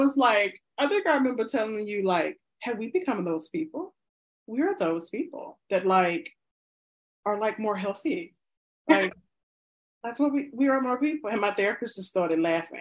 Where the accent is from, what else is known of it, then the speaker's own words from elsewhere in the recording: the South, United States; I'm black and I'm from the South